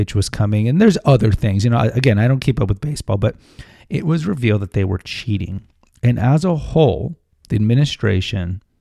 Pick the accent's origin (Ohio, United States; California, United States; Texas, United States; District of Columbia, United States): Texas, United States; Houston; moved away as an adult; also born or lived in Alaska; I was born and raised in Houston